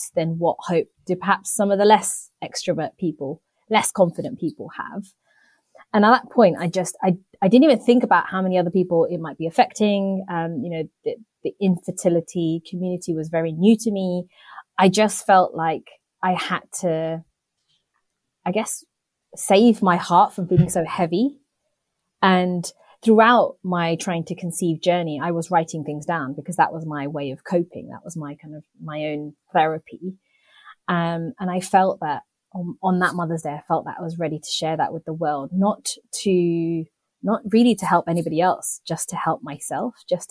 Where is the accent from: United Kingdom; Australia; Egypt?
United Kingdom; I'm a British born Indian